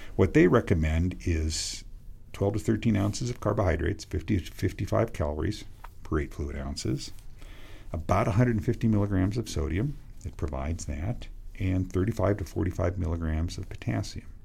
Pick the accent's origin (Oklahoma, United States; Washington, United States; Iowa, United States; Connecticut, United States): Washington, United States; Western; When I grew up in Washington State, it gets really hot in Washington State, Western Washington.